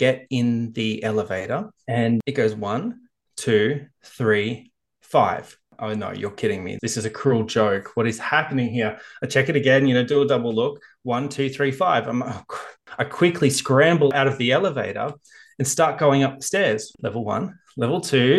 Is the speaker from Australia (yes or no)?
yes; Australia